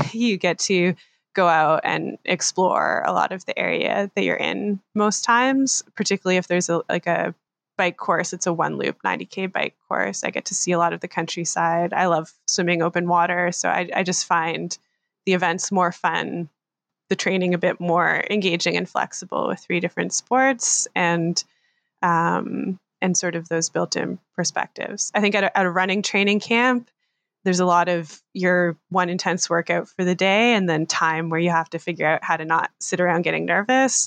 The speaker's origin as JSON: {"language": "English", "country": "Canada", "said": "I'm a Canadian triathlete based just outside of Toronto in Ontario"}